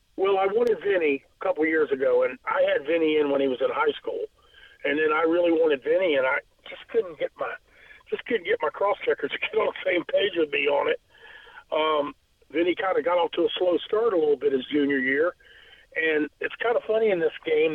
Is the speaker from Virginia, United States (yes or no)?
yes; Norfolk, Virginia, United States; being living over here on Magnolia Avenue, growing up in Ghent